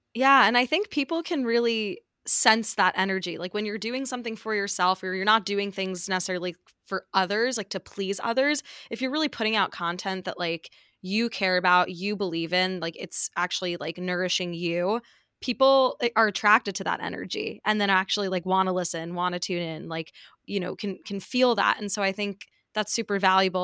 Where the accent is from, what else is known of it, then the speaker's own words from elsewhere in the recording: New York, United States; growing up in New York, I'm biased and it's, like, not a huge transition, like, living here post-grad just 'cause this is exactly where I grew up